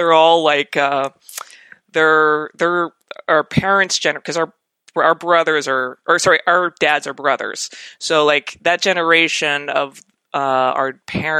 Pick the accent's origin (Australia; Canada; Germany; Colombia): Canada; Calgary, Alberta; now in Toronto, Canada; I grew up in Calgary